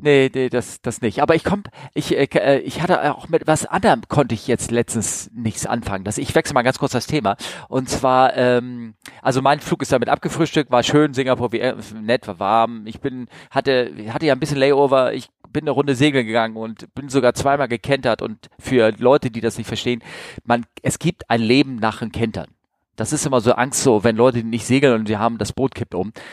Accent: Northern Germany, Germany; ich bin aus Norddeutschland.

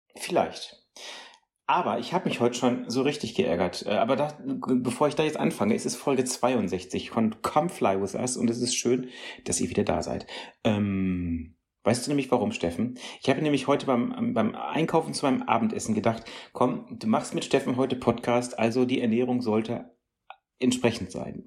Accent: North Rhine-Westphalia, Germany; junge Leute Radio vom WDR bei uns in NRW

